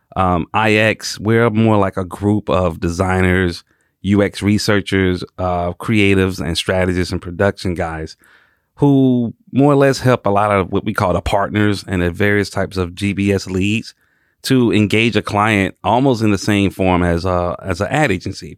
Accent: Atlanta, Georgia, United States; born and raised in Atlanta, Georgia.

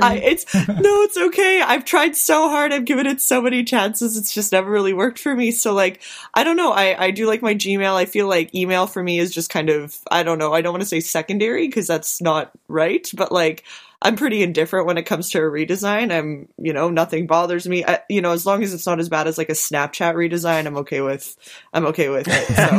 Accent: Canada; now in Winnipeg, Canada; as a Canadian

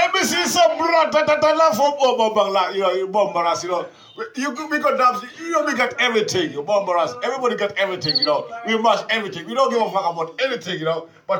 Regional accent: Kenya; You know me, I'm a Kenyan.

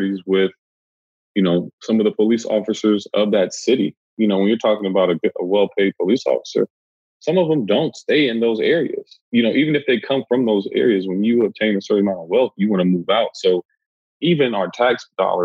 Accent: Los Angeles, California, United States; I'm from South Central

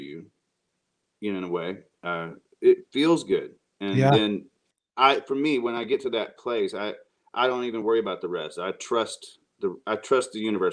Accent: Arkansas, United States; I grew up in Arkansas

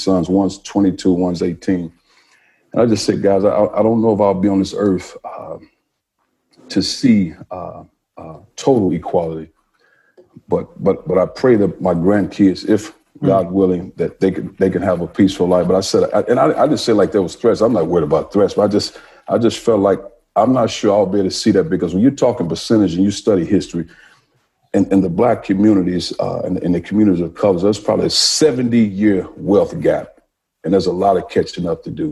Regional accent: East St. Louis, Illinois, United States; moved away; I grew up in East St. Louis, Illinois

